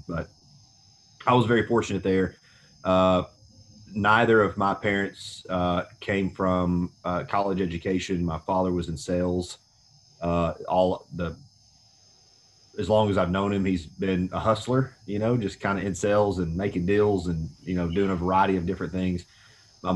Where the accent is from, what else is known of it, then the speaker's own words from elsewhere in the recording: Tullahoma, Tennessee, United States; moved away as an adult; also born or lived in Chattanooga, Tennessee / Johnson City, Tennessee; I'm from a small town in southern Middle Tennessee called Tullahoma